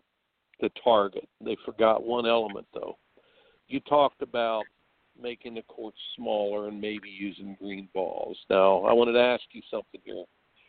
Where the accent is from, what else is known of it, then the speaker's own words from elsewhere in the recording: Indiana, United States; I grew up in Indiana